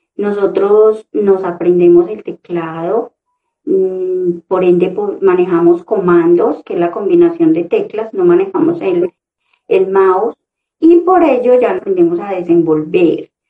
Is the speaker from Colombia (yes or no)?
yes; Concordia, Antioquia, Colombia; moved away; venirme de un municipio, porque soy de Concordia, Antioquia, venirme a la ciudad con muchos sueños